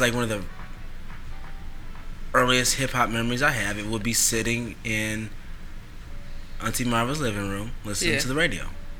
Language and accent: English; Oakland, California, United States; We're both from Oakland.